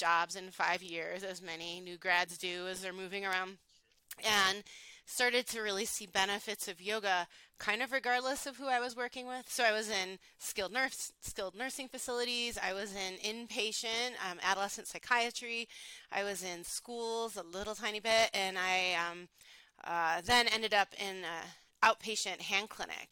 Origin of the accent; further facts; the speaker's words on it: Buffalo, New York, United States; moved away as an adult; also born or lived in Honolulu, Hawaii; I am from Buffalo, New York originally